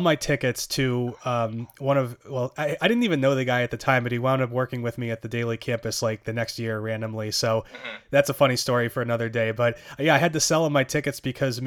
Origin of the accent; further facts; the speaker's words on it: Boston, Massachusetts, United States; I'm from Boston. I grew up here